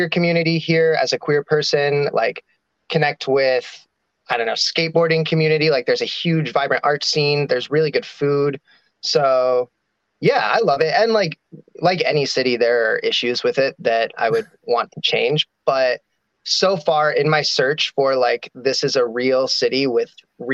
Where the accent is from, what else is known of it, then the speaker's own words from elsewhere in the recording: Durango, Colorado, United States; also born or lived in Denver, Colorado; now in Portland, United States; I grew up in Durango, Colorado, which is like, you know, it's a ski town, more or less